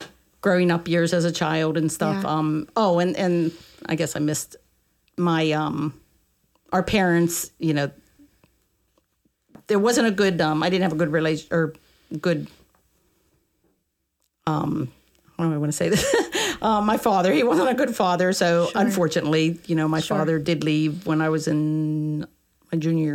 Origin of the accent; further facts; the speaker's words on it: Indiana, Pennsylvania, United States; I grew up in Indiana, Pennsylvania, small town